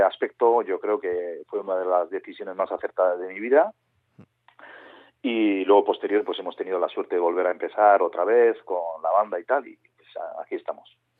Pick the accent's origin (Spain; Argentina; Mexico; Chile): Spain; Urola Valley, Basque Country; nosotros somos del Valle del Urola, de un pueblo pequeñito